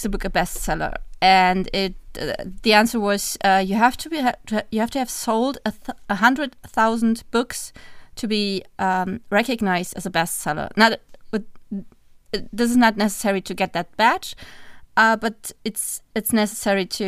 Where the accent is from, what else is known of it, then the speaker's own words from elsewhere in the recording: Germany; English is a second language; We're from Germany.